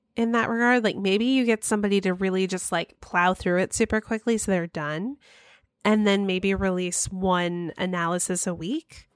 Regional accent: Cumming, Georgia, United States; moved away; I grew up in Cumming, Georgia

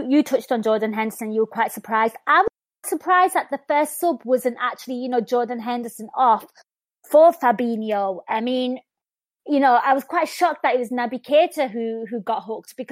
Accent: Liverpool, North West England, United Kingdom; accent: Scally; my Scally accent

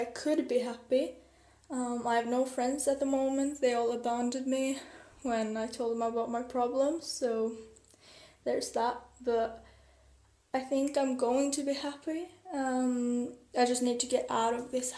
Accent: Norway; English is a second language; I'm from Norway

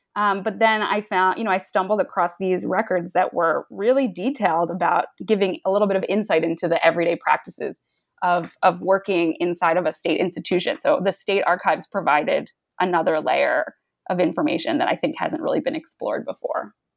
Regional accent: United States; I grew up in the New York suburbs

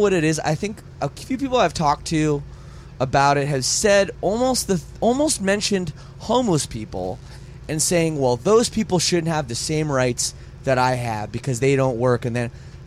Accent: Canada; I'm from Canada

